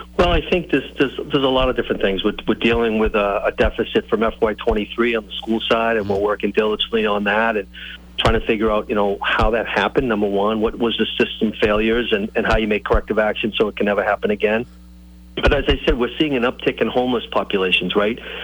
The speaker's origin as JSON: {"language": "English", "town": "Brockton", "region": "Massachusetts", "country": "United States", "tie": "born or raised there", "said": "When I grew up in Brockton, it was called the Carlton House"}